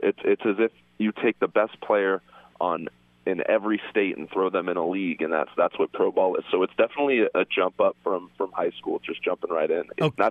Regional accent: Arizona, United States; I grew up in Arizona where there's a ton of baseball talent

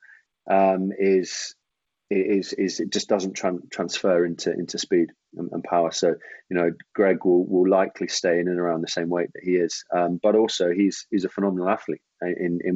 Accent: Jersey; I actually grew up in Jersey

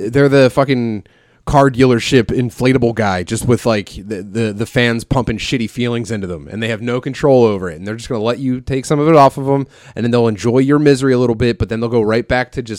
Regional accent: Philadelphia, Pennsylvania, United States; I D- don't get me wrong, dude. I grew up in Philly. I'll do it.

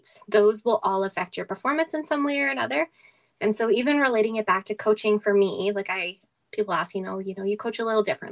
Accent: Edmonton, Alberta, Canada; my hometown crowd

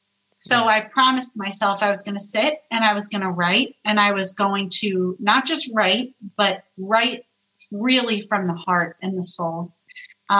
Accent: New York, United States; I'm Italian. I'm a New Yorker.

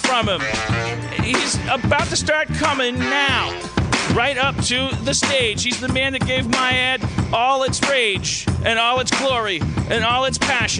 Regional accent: Milwaukee, Wisconsin, United States; moved away; I'm also from Milwaukee.

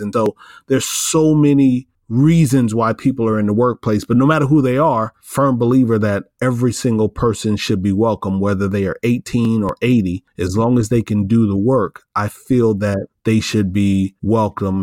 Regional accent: Iowa, United States; moved away; from Iowa, a, a city about an hour, hour and a half from where I grew up in Iowa

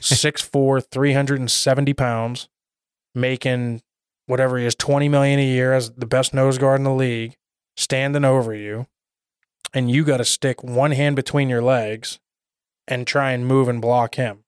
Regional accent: Pittsburgh, Pennsylvania, United States; moved away as an adult; now in Arizona, United States; I grew up outside of Pittsburgh

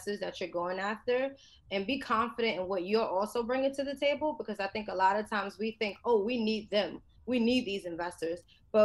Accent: New York City, New York, United States; I grew up in the South Bronx, which is the poorest congressional district in the nation

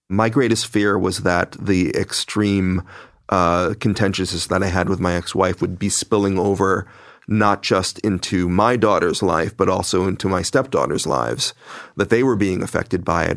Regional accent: New York City, New York, United States; we all come from multicultural, extremely left wing and liberal Brooklyn

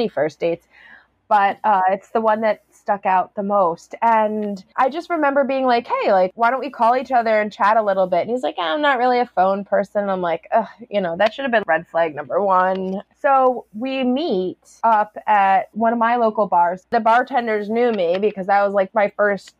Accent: Woodbury Commons area, New York, United States; It was like a specific religious group that I grew up around in Woodbury Commons area

